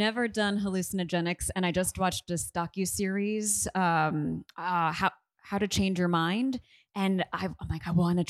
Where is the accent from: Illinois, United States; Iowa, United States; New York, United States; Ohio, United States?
New York, United States; New Rochelle; now in Los Angeles, United States; I am from New York.